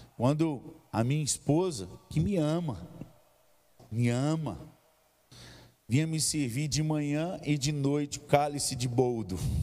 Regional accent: Governador Valadares, Minas Gerais, Brazil; moved away; Lá na minha região, no leste de Minas, tem muito monte. Lá, aliás, em Governador Valadares tem o Pico da Ibituruna

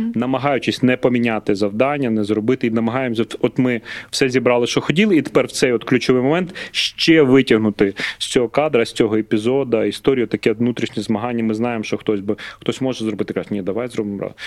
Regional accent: Lutsk, Volyn Oblast, Ukraine; born or raised there

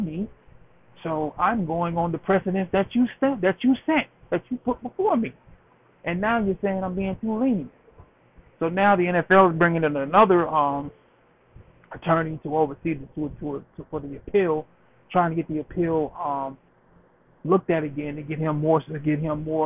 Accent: Mississippi, United States; I grew up in Mississippi, Bucketown, Mississippi, which is like 3 hours away from New Orleans.

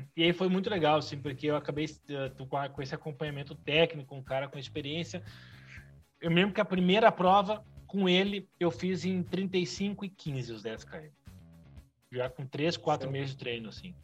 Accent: Canoas, Rio Grande do Sul, Brazil; eu sou daqui de Canoas, região metropolitana, vizinha Porto Alegre.

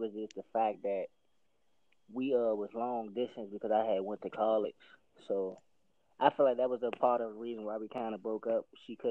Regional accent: Washington, District of Columbia, United States; I'm from Washington, D.C.

